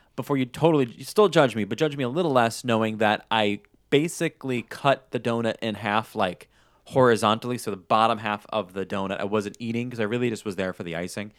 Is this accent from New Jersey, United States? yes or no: no; New York, United States; moved away; I'm originally from New York